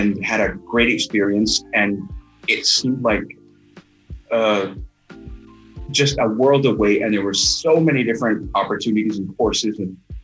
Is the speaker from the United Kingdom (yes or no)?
no; George Town, Cayman Islands; born or raised there; also born or lived in Kingston, Jamaica